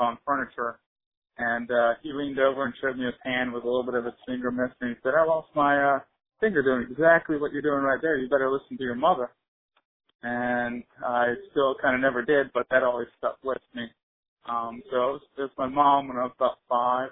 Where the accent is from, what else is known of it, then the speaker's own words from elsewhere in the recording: Charleston, South Carolina, United States; I grew up in Charleston, learned to sail at a young age